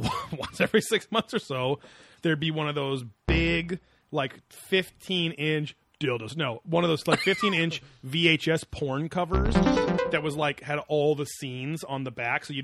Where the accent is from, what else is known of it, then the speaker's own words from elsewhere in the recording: West Coast, United States; we grew up on the West Coast. We didn't have a lot of forest around